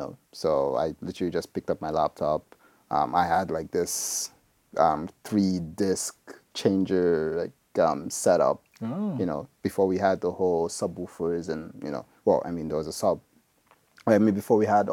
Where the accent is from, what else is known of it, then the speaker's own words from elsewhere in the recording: Nigeria; moved away as an adult; I'm from Nigeria